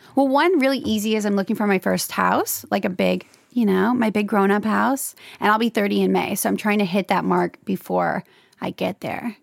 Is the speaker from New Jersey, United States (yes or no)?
no; Louisiana, United States; moved away as an adult; now in Los Angeles, United States; I'm from Louisiana, and, um, I moved to L A at twenty-three after I graduated from L S U